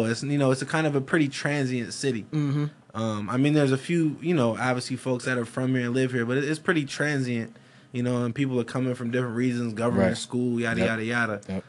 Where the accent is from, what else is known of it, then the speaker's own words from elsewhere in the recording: California, United States; Like, I'm from the Bay, so it was nothing.